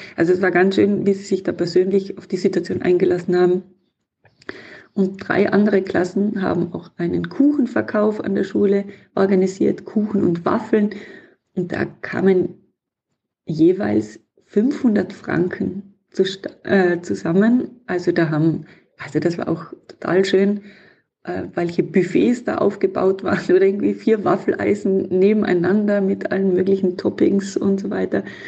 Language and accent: German; Tyrol, Austria; in meiner Heimatregion in Tirol